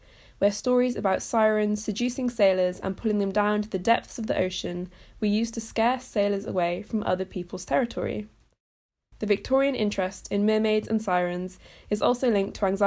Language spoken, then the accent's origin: English; Brecon Beacons, Wales, United Kingdom; I'm from the Brecon Beacons, a really beautiful part of Wales